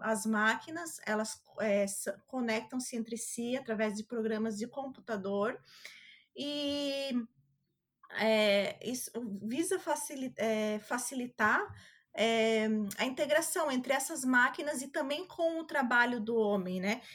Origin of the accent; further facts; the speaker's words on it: Santa Catarina, Brazil; eu sou de Santa Catarina